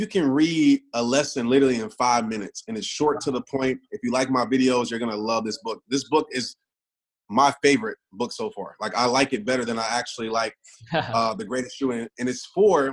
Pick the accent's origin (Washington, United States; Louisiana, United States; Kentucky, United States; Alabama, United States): Louisiana, United States; Kenner; I grew up in New Orleans, Kenner, Louisiana.